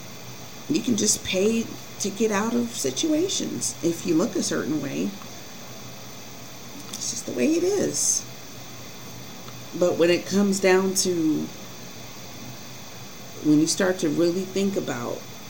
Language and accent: English; Colorado, United States; growing up in Colorado was extremely difficult